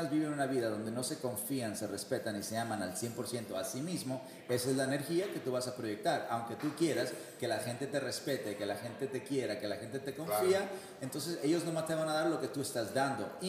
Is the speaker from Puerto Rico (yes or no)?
no; Mexico; Yo como mexicano